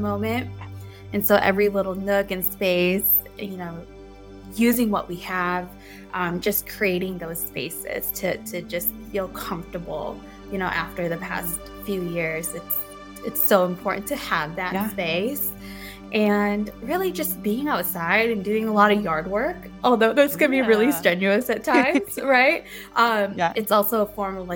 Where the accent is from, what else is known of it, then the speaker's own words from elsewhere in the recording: Midwest, United States; also born or lived in Philippines; I grew up in the Midwest